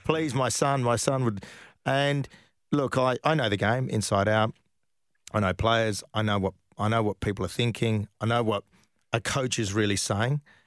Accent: Perth, Western Australia, Australia; moved away; I came from Perth

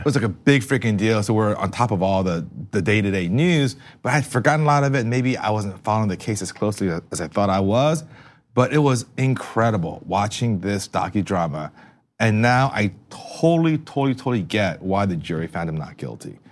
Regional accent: East Brunswick, New Jersey, United States; growing up in East Brunswick in the shadows of New York

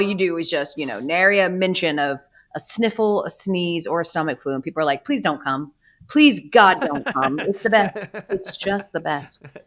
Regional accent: Atlanta, Georgia, United States; I'm from Atlanta

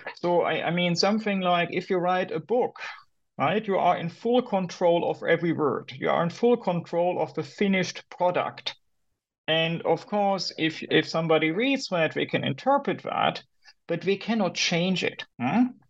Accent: Germany; moved away as an adult; also born or lived in Berlin / United States; I'm originally from Germany

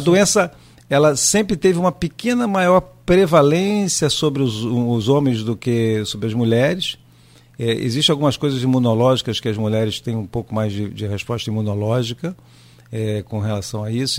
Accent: Rio de Janeiro, Brazil; moved away as an adult; now in Campos dos Goytacazes, Brazil; Eu sou carioca, nós chegamos em Campos em 1988.

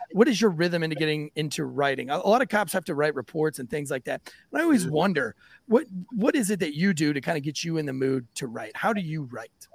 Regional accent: St. Augustine, Florida, United States; now in North Carolina, United States; I've been born and raised in the South. I, am from St. Augustine, Florida, originally

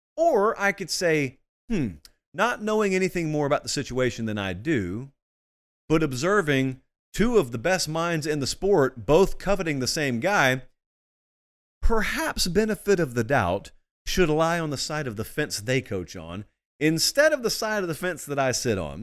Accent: Georgia, United States; for those of us from Georgia

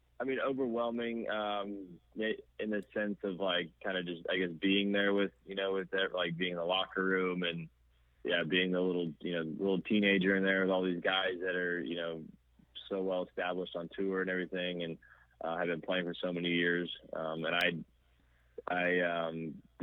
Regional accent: Kansas City, United States; the academy that I grew up playing at in Kansas City

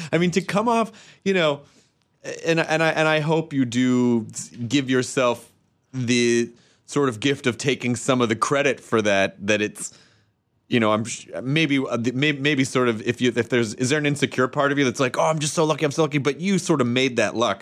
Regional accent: Tennessee, United States; I'm from Tennessee

